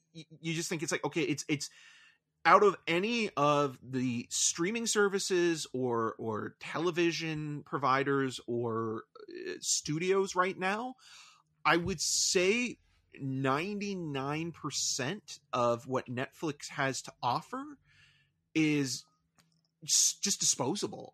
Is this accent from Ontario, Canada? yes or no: yes; Toronto, Ontario, Canada; I was born in Toronto